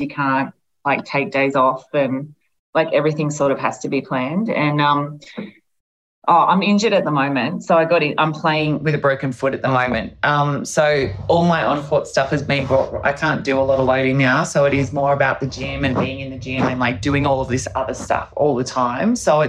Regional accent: Albury, New South Wales, Australia; you know, I'm from Albury, so it's not as if I'm not getting a lot of external pressure there.

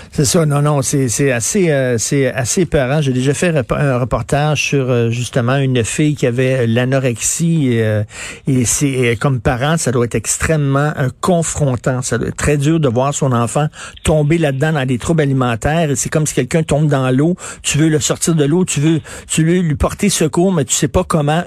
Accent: Montreal, Quebec, Canada; je viens de Verdun

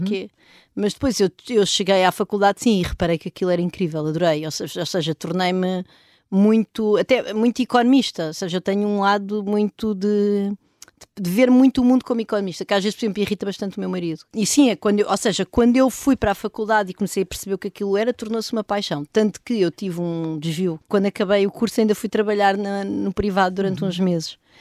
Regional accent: Vimeiro, Centro, Portugal; also born or lived in Lisbon; eu nasci em Lisboa e uhum. depois, quando tinha mais ou menos dois anos, fui ver para casa dos meus avós, numa aldeia ao pé da Benedita, numa aldeia que é o Vimeiro

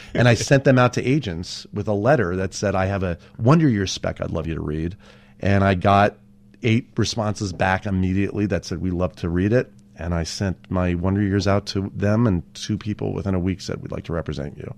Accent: Los Angeles, California, United States; out in Woodland Hills, that's where I grew up

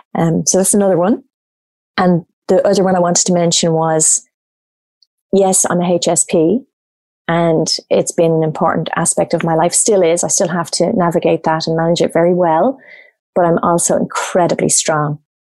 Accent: Ireland; moved away as an adult; now in Australia; growing up in Ireland with a standard Irish background

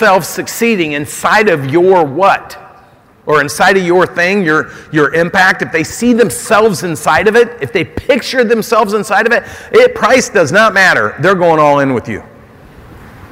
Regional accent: Oregon, United States; And I'm from Oregon

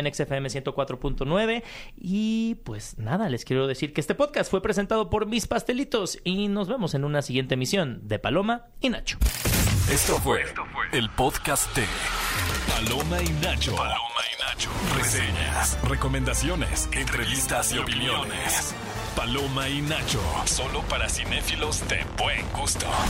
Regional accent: Mexico; como mexicanos

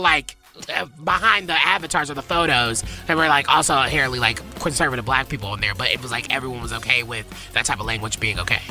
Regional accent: the South, United States; accent: southern; my southern accent, I can't help it sometimes

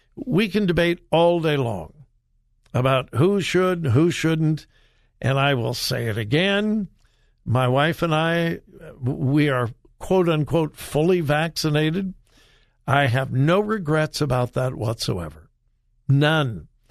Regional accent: California, United States; I'm from California

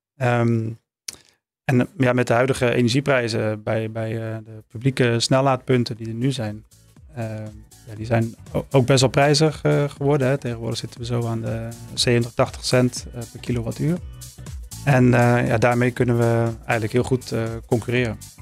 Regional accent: Maastricht, Limburg, Netherlands; liefst in regio Maastricht, waar ik vandaan kom

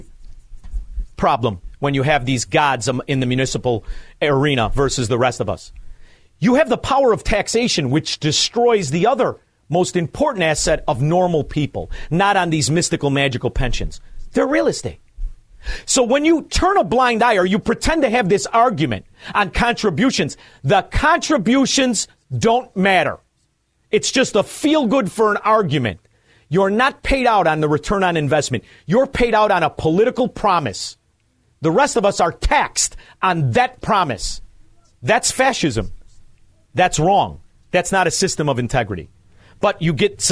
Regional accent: Melrose Park, Illinois, United States; also born or lived in Chicago; I'm from Melrose Park

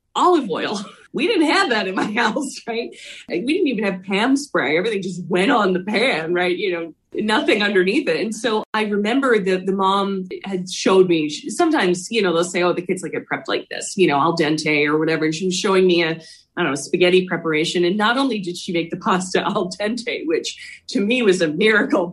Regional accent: Philadelphia, Pennsylvania, United States; I grew up in Philly

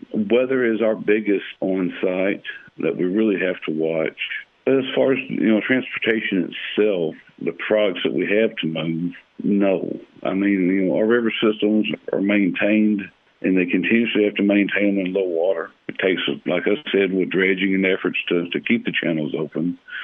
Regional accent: Bootheel, Missouri, United States; born or raised there

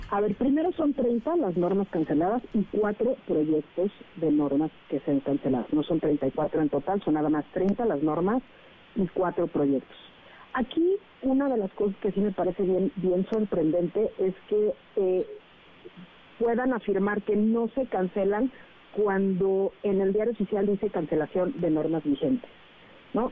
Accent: Mexico; nosotros como mexicanos

